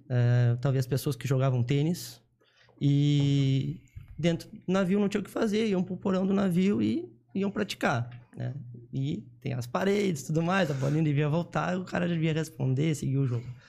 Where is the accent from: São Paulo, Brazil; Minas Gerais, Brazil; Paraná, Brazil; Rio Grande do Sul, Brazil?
Rio Grande do Sul, Brazil; Jaguarão; eu nasci em Jaguarão, tá? é uma cidade do Rio Grande do Sul, é, fronteira com o Uruguai